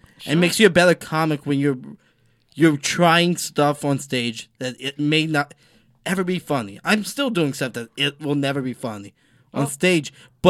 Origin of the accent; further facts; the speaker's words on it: the South, United States; Yeah, and I'm from the South